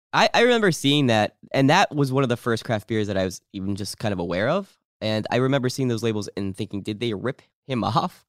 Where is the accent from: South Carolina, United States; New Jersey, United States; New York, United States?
New Jersey, United States; I'm from New Jersey